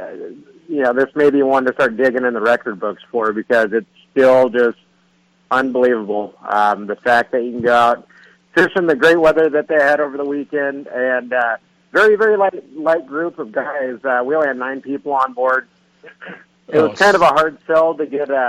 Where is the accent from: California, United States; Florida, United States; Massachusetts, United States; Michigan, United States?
California, United States; Ventura; growing up in Ventura fishing San Nicolas Island in the fall